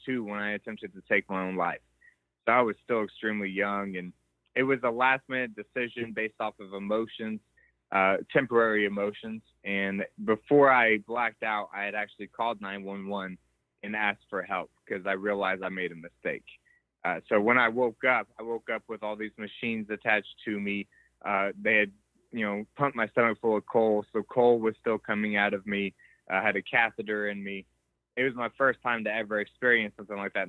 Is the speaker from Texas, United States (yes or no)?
yes; Dallas-Fort Worth area, Texas, United States; born or raised there